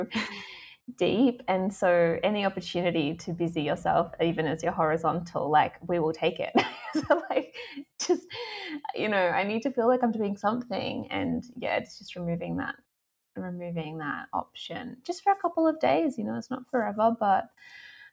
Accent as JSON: {"language": "English", "country": "Australia", "tie": "born or raised there", "also_born_or_lived": "Melbourne", "moved": "yes", "said": "I grew up in Australia"}